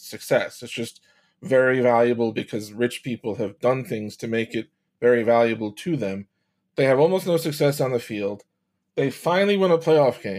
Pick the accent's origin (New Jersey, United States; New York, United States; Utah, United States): New York, United States; now in Western New York, United States; I'm a New Yorker transplanted into Western New York